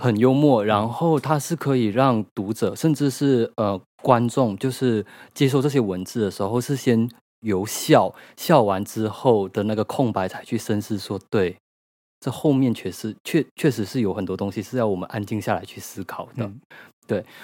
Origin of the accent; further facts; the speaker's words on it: Malaysia; moved away as an adult; now in Taiwan; 我是一个马来西亚人，然后我在台湾居住已经快十年了